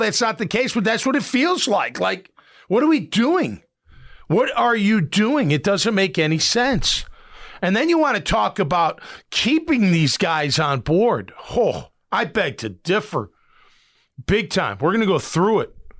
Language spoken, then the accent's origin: English; Chicago, Illinois, United States; moved away; I grew up in Chicago